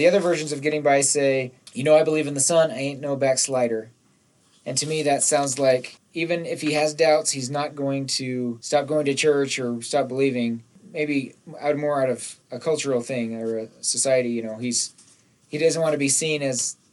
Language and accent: English; Nephi, Utah, United States; when I was growing up in Nephi